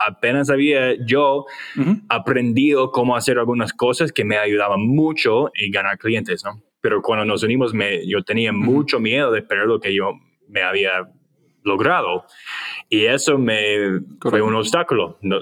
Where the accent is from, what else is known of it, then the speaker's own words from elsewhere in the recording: United States; Spanish is a second language; yo soy gringo